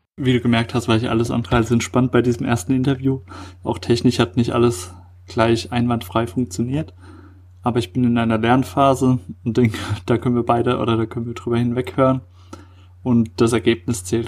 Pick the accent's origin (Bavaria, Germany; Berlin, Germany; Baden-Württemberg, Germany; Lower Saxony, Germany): Baden-Württemberg, Germany; Heidelberg; ich komme ja aus dem Heidelberger Eck hier